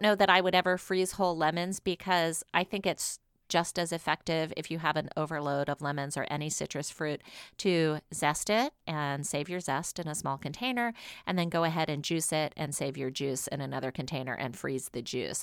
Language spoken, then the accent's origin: English; New Orleans, Louisiana, United States; my hometown, New Orleans